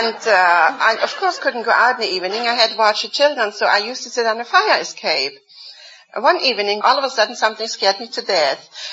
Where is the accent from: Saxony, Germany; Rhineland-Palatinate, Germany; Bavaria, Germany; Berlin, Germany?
Saxony, Germany; Dresden; moved away as an adult; now in United States; I come from Dresden, Germany